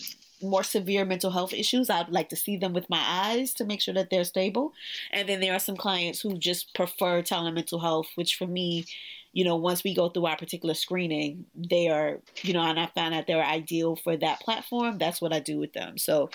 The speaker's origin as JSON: {"language": "English", "town": "New York City", "region": "New York", "country": "United States", "said": "as a New Yorker who has lived through both of the blackouts, and I've lived through 9/11, I've lived through, you know, a lot of the tragedies that have happened here in New York City"}